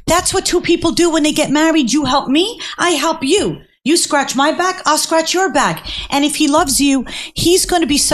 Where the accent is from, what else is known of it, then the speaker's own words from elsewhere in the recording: Cherry Hill, New Jersey, United States; also born or lived in Manhattan; my mother had two jobs when we were growing up in Cherry Hill